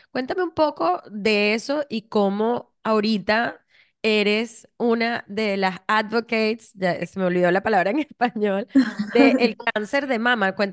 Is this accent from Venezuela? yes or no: yes; Venezuela